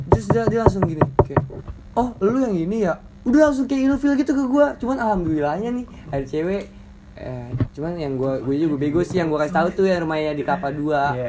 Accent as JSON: {"language": "Indonesian", "town": "Padang", "region": "West Sumatra", "country": "Indonesia", "said": "gue kan dari Padang kan gue dari Padang"}